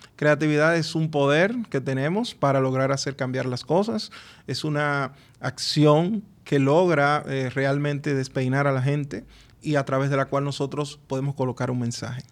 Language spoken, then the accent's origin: Spanish; Dominican Republic; cómo somos los dominicanos